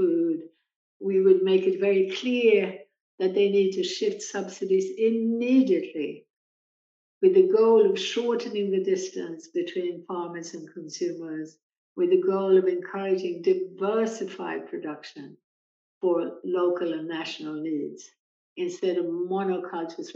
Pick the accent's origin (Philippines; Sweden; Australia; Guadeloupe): Sweden; moved away; my native country of Sweden